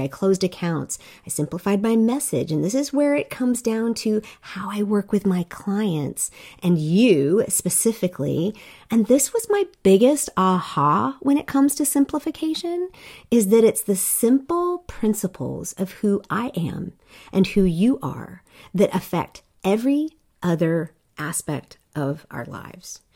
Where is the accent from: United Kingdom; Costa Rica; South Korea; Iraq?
South Korea; I grew up in Korea